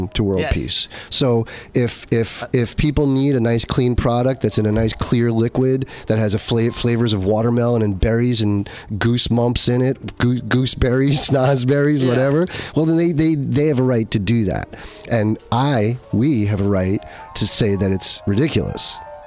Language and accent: English; Yorktown Heights, New York, United States; moved away as an adult; also born or lived in New Jersey; now in California, United States; I'm a New Yorker. I'm an upstate. I'm a little upstate